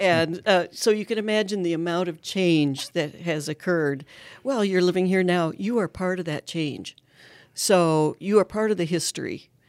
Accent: Ankeny, Iowa, United States; growing up in Ankeny in the fifties

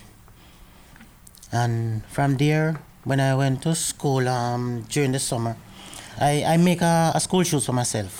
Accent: Jamaica; also born or lived in Kingston, Jamaica / Port Antonio, Jamaica; now in Edmonton, Canada; I was born in Kingston, that's the capital of Jamaica.

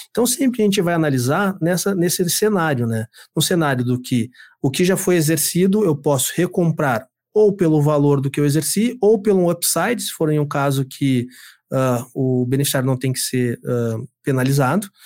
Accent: Rio Grande do Sul, Brazil; also born or lived in Mato Grosso do Sul; Eu sou, sou sertanejo, sou do Mato Grosso do Sul. Mas eu sou criado aqui no, no, no Rio Grande do Sul há muitos ah, anos.

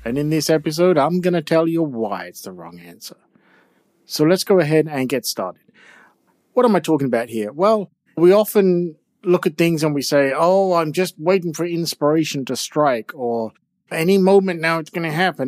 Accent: England, United Kingdom; I'm from England with all of those old churches, all of those old towns, all of those old castles

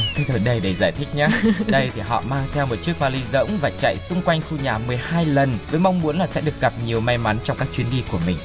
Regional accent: Vietnam; mình người Việt

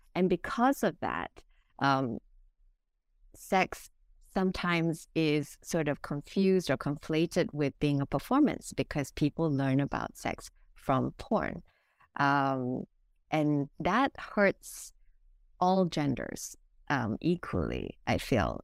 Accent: Singapore; now in Hong Kong; I am originally from Singapore, but I've lived in Hong Kong for over the past fifteen years

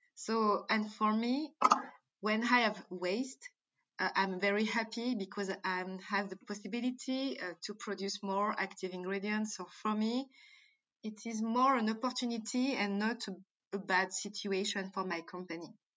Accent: Martinique; accent: French; English is a second language; moved away; also born or lived in Djibouti / France; I born in Africa, I born in Djibouti, so I spent my childhood between Africa and uh, Martinique.

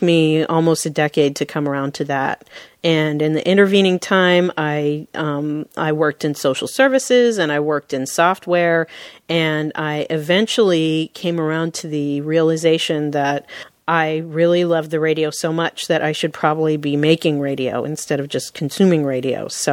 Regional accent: Seattle, Washington, United States; I was born and raised in Seattle, and I still work here in Seattle.

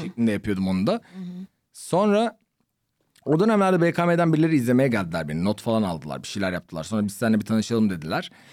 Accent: Ankara, Turkey; now in Istanbul, Turkey; ben Ankaralıyım

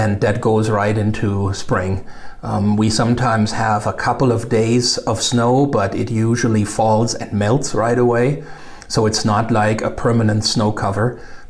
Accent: Germany; So I was born and raised in Germany, and I remember my grandparents talking about harsh winters when they were young, and long winters and lots of snow and, you know, cold temperatures.

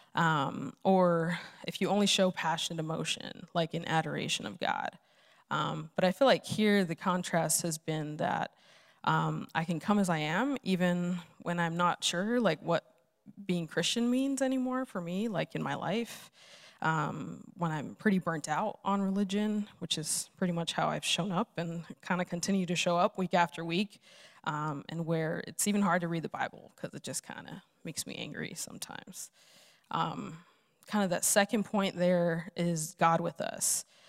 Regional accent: Los Angeles, California, United States; moved away; I'm originally from Los Angeles

